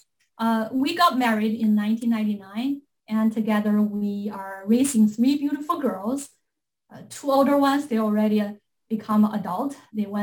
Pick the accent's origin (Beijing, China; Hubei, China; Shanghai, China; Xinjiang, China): Beijing, China; English is a second language; moved away as an adult; now in United States; I'm from Beijing, China